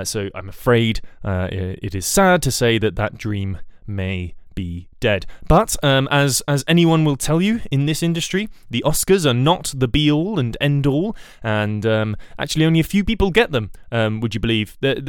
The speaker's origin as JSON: {"language": "English", "country": "Puerto Rico", "accent": "Puerto Rican", "said": "at least that's what I thought until I got to the acting class and was very relieved to find that my Puerto Rican accent was not required"}